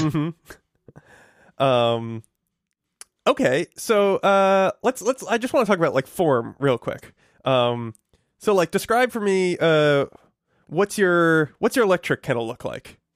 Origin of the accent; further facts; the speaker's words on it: Connecticut, United States; moved away; where I grew up in Connecticut